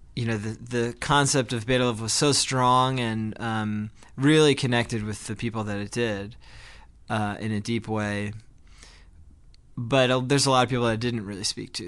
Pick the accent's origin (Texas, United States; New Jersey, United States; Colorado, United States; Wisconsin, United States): New Jersey, United States; Glen Ridge; now in New York, United States; Ezra and I grew up together in New Jersey